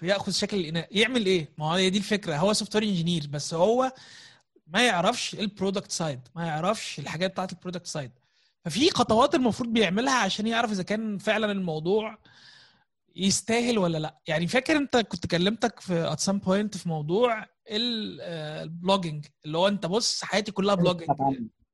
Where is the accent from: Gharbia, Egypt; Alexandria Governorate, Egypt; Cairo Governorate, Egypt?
Gharbia, Egypt; انا من الغربيه